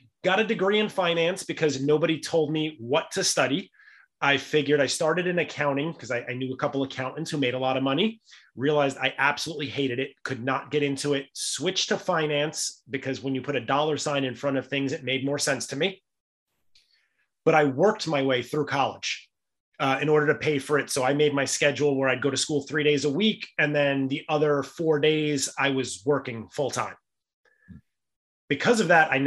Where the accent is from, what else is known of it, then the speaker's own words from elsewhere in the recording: New York City, New York, United States; Growing up in the Bronx, we were a very lower middle income family.